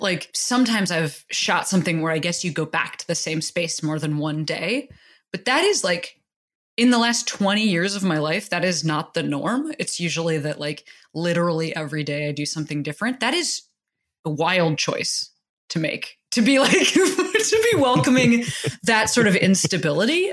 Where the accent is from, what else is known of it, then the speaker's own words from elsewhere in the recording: Midwest, United States; moved away as an adult; also born or lived in Chicago; now in Los Angeles, United States; growing up in the Midwest